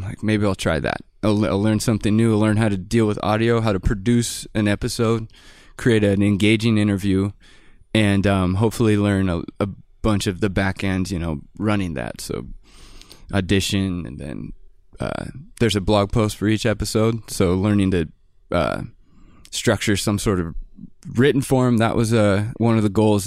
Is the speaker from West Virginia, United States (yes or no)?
no; Bellingham, Washington, United States; I'm from Bellingham, Washington, and it's a pretty artsy community